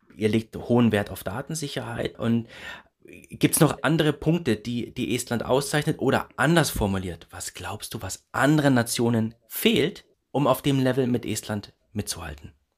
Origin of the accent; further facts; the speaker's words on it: Erlangen, Bavaria, Germany; jetzt bin ich gebürtiger Erlanger